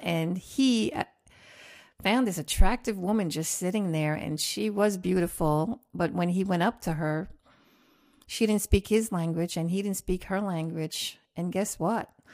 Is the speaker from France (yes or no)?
yes; Roubaix, Hauts-de-France, France; also born or lived in Queens, New York; now in United States; I was born in Roubaix, France